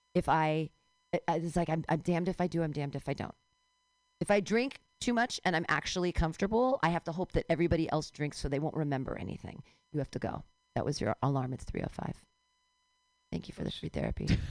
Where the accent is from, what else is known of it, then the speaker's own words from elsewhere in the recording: California, United States; I can legitimately claim California as a birthright